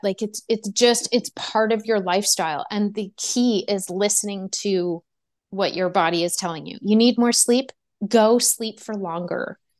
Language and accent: English; Quebec, Canada; I'm from Quebec